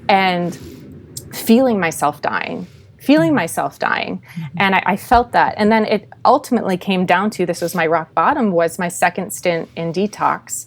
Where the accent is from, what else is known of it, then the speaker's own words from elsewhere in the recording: Minnesota, United States; I was born and raised in Minnesota